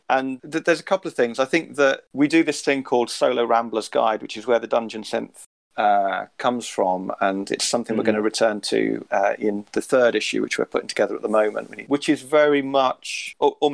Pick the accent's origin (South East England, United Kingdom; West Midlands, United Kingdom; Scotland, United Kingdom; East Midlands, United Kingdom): West Midlands, United Kingdom; I grew up in the West Midlands very much in kind of a suburban, not a rural place at all